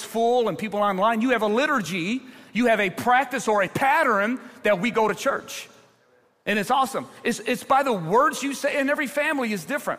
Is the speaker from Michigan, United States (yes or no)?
yes; Ecorse, Michigan, United States; I grew up in Ecorse, very diverse community